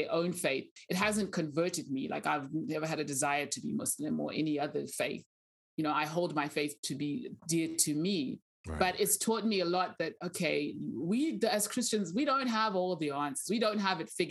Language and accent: English; Zimbabwe; English is a second language; moved away as an adult; now in Southwest Oklahoma, United States; I grew up in Zimbabwe.